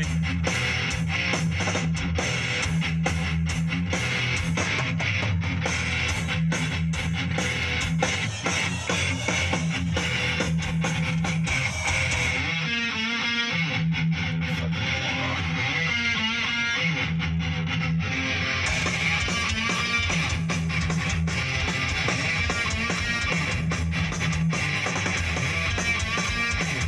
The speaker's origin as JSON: {"language": "English", "country": "United States", "said": "As an American"}